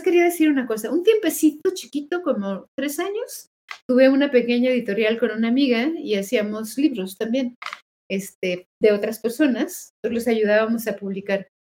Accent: Mexico; todos somos mexicanos

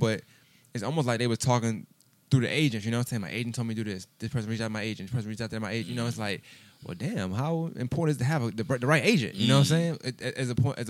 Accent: New York City, New York, United States; I'm from Brooklyn. That's the only borough we really acknowledge.

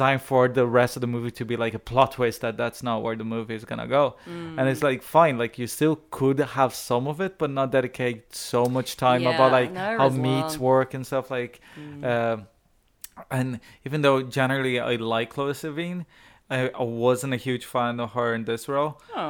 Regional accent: Ireland; perhaps because I'm Irish.

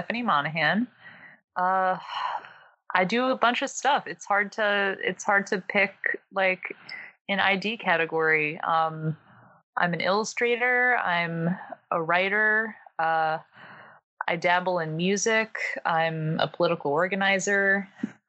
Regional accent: New York City, New York, United States; I'm originally from Staten Island, New York

